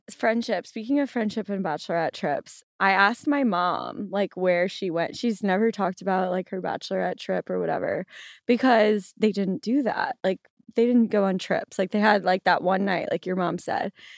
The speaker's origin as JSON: {"language": "English", "town": "New Orleans", "region": "Louisiana", "country": "United States", "said": "I am from New Orleans, and I still currently live there"}